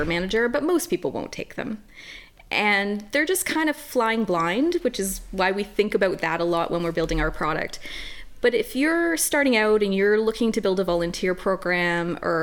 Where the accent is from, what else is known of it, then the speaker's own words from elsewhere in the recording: Canada; I'm a Canadian woman.